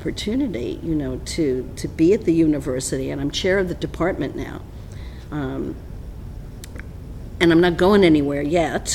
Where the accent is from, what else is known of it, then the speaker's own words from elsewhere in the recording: New York City, New York, United States; Born and raised in Midtown Manhattan